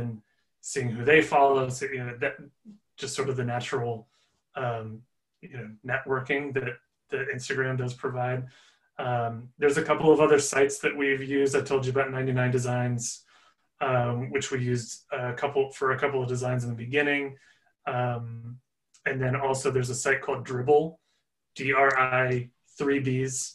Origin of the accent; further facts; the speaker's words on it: Nebraska, United States; moved away; also born or lived in Los Angeles; I'm from Nebraska originally